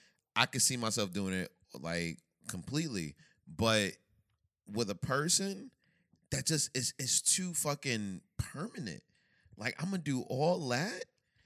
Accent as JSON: {"language": "English", "country": "United States", "said": "Because I'm from America."}